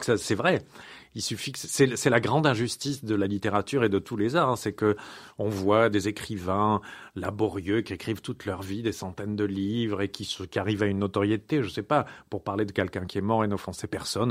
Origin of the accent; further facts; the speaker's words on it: France; moved away as an adult; now in Paris, France; je n'y suis pas né, moi. Et moi, je suis un enfant de la province qui est arrivé à Paris.